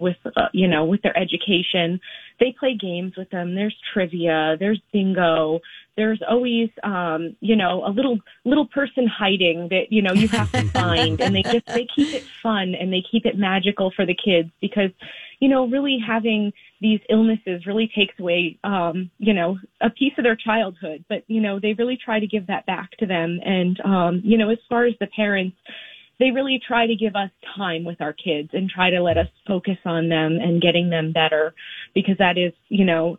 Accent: Burlington County, Central New Jersey, United States; We are from Central Jersey, so we are kind of near Fort Dix. We're kind of near the military base

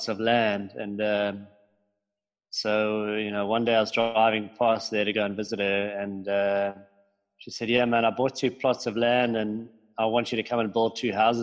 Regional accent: Cape Town, Western Cape, South Africa; also born or lived in Johannesburg; I am from Cape Town in South Africa. My family moved down here when I was 1 year old from Johannesburg. And we grew up pretty much on the beach

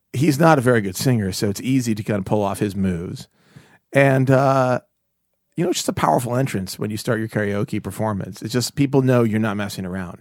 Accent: Pittsburgh, Pennsylvania, United States; I grew up in Pittsburgh, Pennsylvania

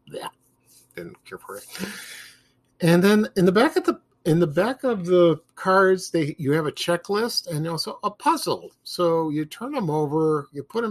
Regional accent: Chicago, Illinois, United States; I'm from Chicago

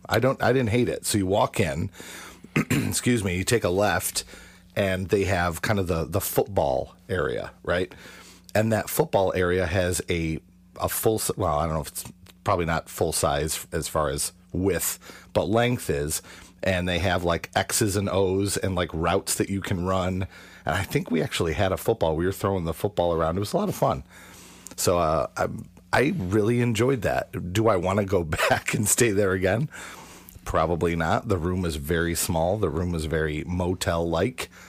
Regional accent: Western New York, United States; we're from Western New York, and that's kind of the home of Kodak.

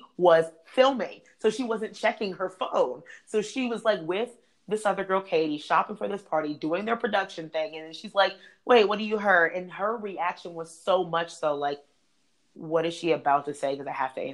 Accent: Maryland, United States; I'm from Maryland

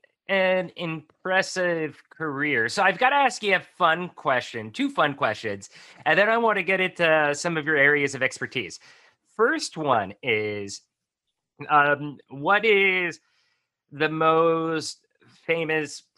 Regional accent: a small town in Pennsylvania, United States; moved away as an adult; also born or lived in Tijuana, Mexico; I ended up moving from a small town in Pennsylvania out to Tijuana, Mexico by myself. And lived in Mexico for like 15 years

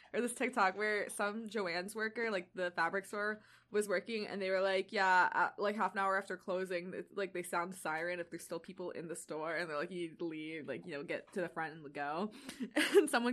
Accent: Deep South, United States; I grew up in the Deep South

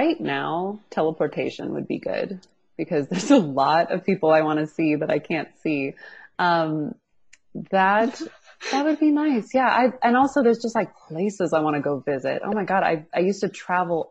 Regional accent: Seattle, Washington, United States; now in California, United States; I'm from Seattle originally

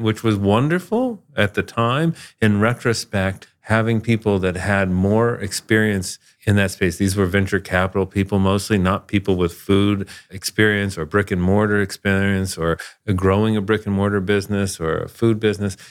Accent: South Florida, United States; moved away; I grew up in South Florida

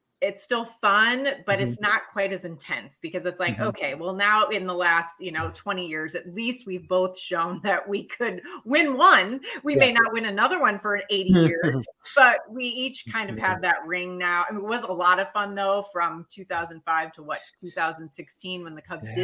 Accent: Joliet, Illinois, United States; I grew up in Joliet

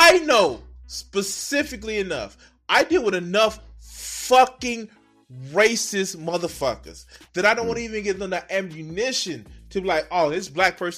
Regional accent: Chicago, Illinois, United States; also born or lived in Naperville, Illinois; I grew up in the Alburn Gresham neighborhood

